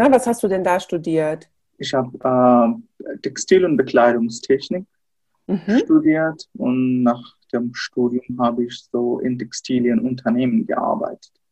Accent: Dhaka, Dhaka Division, Bangladesh; Hallo, äh, ja, ich bin ähm, in der Hauptstadt Dhaka geboren und auch dort aufgewachsen. Ich bin auch in Dhaka in die Schule gegangen.

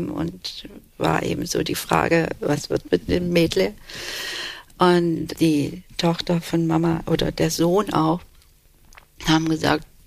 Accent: Turkey; Ja, ich wusste, ich bin Türkin, aber in diesem kleinen Dorf, wo wir waren, da gab es eben diese drei türkischen Familien

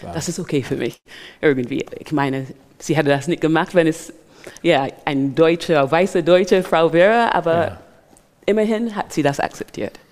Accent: Barbados; German is a second language; also born or lived in England; now in Germany; ich bin in Barbados aufgewachsen

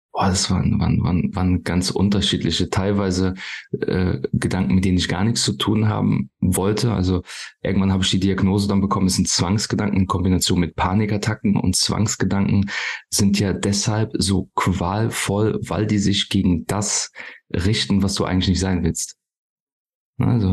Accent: near Koblenz, Rhineland-Palatinate, Germany; Ich komme hier aus der Nähe von Koblenz, paar Kilometer von Koblenz entfernt

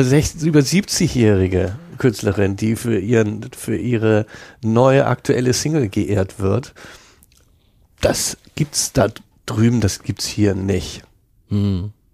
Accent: Hamburg, Germany; accent: Hamburger; ich habe so einen Hamburger Akzent

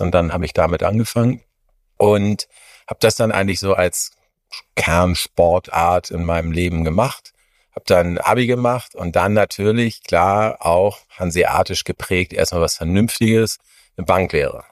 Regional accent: Hamburg, Germany; moved away as an adult; now in Munich, Germany; in meine Heimatstadt zu kommen, nach Hamburg

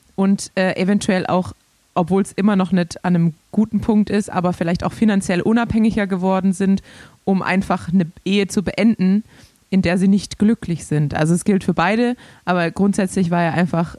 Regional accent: Swabia, Germany; accent: Swabian; als Schwabe

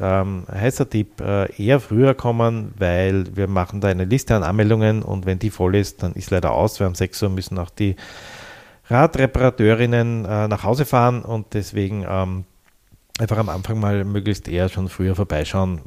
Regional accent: Vienna, Austria; Ich habe da zehn Jahre lang gewohnt als Jugendlicher in der Bastiengasse, Nafgassenbereich und bin quasi täglich dort vorbeigekommen

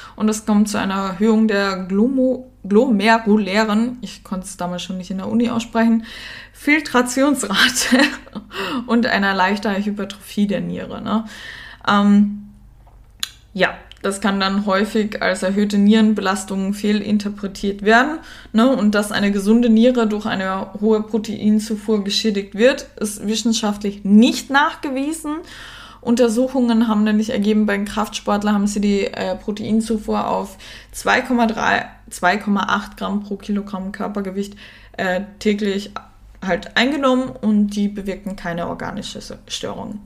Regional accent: Germany; accent: Standard German (Hochdeutsch); also born or lived in Cologne, Germany; now in Austria; Ich bin in Österreich geboren, äh, bin dann aber, ähm, mit der Mama, als meine Eltern sich scheiden haben lassen und meiner großen Schwester, nach Deutschland gezogen

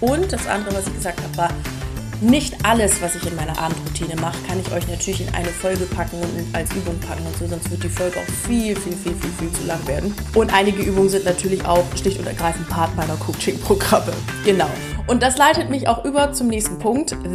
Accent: Lower Saxony, Germany; now in Munich, Germany; Ich komme ja ursprünglich aus Ostfriesland und ich bin überhaupt kein Landei.

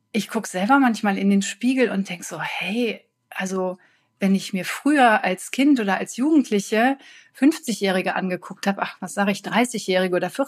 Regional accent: North Rhine-Westphalia, Germany; Ich komme hier aus Deutschland, aus Nordrhein-Westfalen, aus der Nähe von Düsseldorf

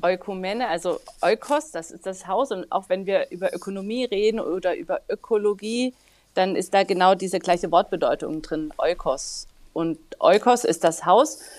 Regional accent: Dresden, Saxony, Germany; moved away as an adult; also born or lived in Asunción, Paraguay; Ich komme aus Dresden gebürtig

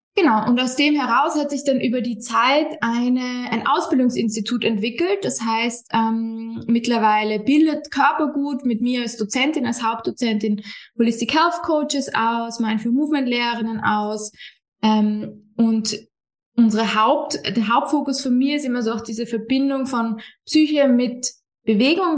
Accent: Vienna, Austria; Ich komme ursprünglich aus Wien, wohne ein bisschen außerhalb von Wien

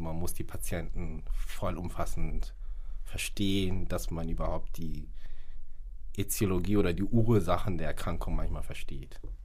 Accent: Hamburg, Germany; also born or lived in Ghana; gebürtig aus Ghana und lebe seit meiner Lebenszeit hier in Hamburg

